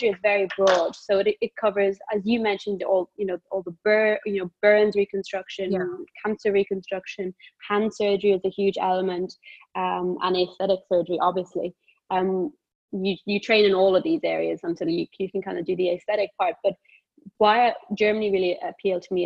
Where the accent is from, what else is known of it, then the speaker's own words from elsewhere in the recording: Cork, Munster, Ireland; now in London, United Kingdom; I am Irish, Southern Irish, born in Cork, grew up in a big family. Yeah. In Cork.